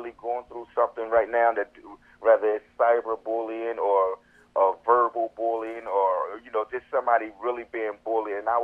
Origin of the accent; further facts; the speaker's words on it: Camden, New Jersey, United States; moved away as an adult; now in Florida, United States; I'm from Camden, New Jersey